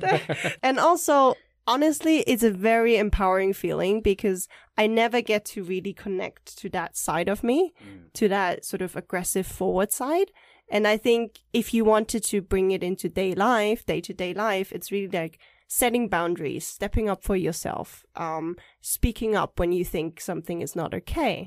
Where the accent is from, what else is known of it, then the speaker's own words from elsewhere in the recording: Germany; moved away as an adult; also born or lived in Taipei, Taiwan; now in Taiwan; we moved to Germany when I was three.